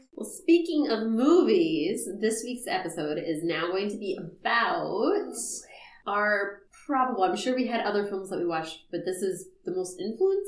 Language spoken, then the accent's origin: English; United States; we're African American